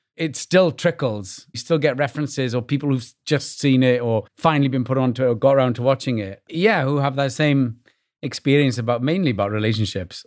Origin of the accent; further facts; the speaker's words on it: Wales, United Kingdom; moved away as an adult; now in New York, United States; growing up in Wales